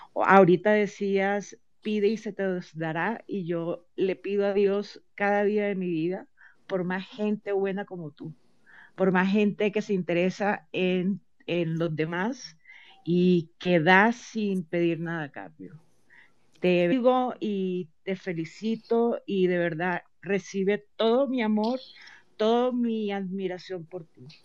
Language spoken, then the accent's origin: Spanish; Barranquilla, Atlántico, Colombia; now in Bogotá, Colombia; soy una barranquillera juniorista a morir, vivo en Bogotá hace full años